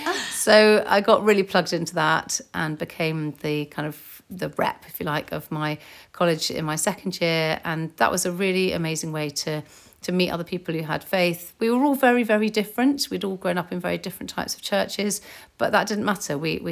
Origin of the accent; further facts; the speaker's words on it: Germany; born there; also born or lived in Northern Ireland; My parents were in the army, so I was born in Germany and I lived in Northern Ireland and other places.